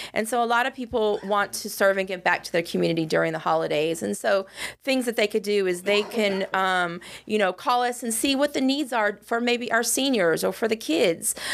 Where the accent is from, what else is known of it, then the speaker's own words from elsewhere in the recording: West Coast, United States; moved away as an adult; I hail from the West Coast